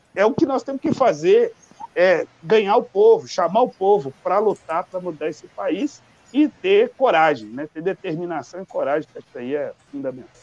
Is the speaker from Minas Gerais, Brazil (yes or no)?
yes; Belo Horizonte, Minas Gerais, Brazil; eu sou aqui de Belo Horizonte